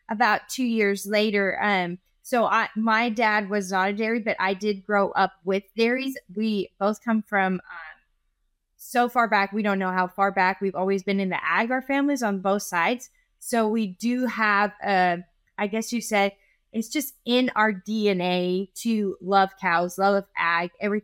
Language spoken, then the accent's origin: English; California, United States; now in Dublin, Texas, United States; I'm from California